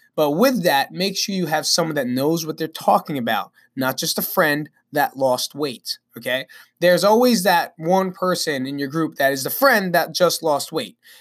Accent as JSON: {"language": "English", "town": "Belleville", "region": "New Jersey", "country": "United States", "also_born_or_lived": "Nutley, New Jersey", "said": "I'm actually from Belleville, New Jersey, which is right down the block"}